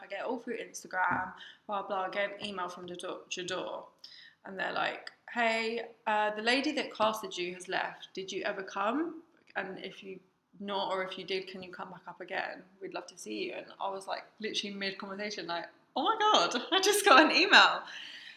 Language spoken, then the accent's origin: English; Eastbourne, South East England, United Kingdom; also born or lived in Lewes; I went to Lewis College and I'm from Eastbourne